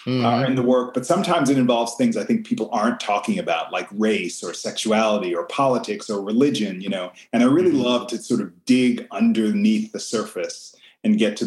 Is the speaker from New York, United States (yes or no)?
yes; Long Island, New York, United States; moved away as an adult; also born or lived in Brooklyn, New York / Baltimore; I'm originally from New York. I was born in Brooklyn, grew up on Long Island